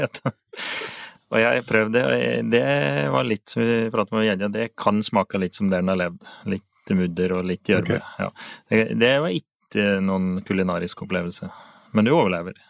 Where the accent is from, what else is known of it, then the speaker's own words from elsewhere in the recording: Finnskogen, Innlandet, Norway; så har vi på Finnskogen så har vi noe som vi kaller motti